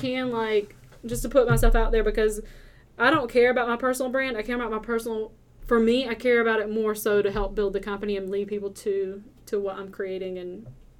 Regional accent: Southern, United States; accent: heavy Southern; My accent is apparently very heavy and Southern, which I can't hear it, but I get that a lot.

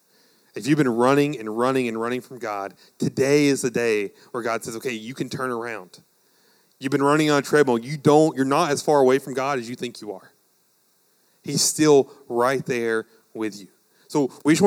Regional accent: United States; as like American Christians

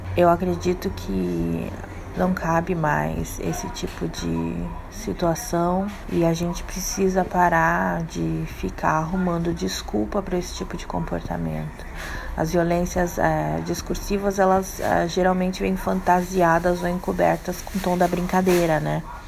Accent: Brazil; eu sou brasileira

